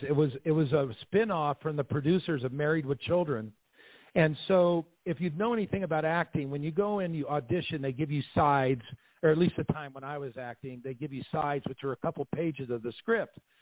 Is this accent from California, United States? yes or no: yes; Southern California, United States; I grew up in Southern California